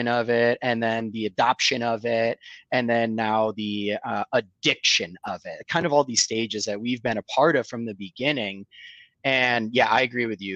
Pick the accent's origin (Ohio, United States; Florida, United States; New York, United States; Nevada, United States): New York, United States; Rochester; moved away as an adult; also born or lived in Bloomington, Indiana / Chicago / San Diego / Orange County, California; now in Charlotte, United States; born and raised in upstate New York. I'm from Rochester, New York.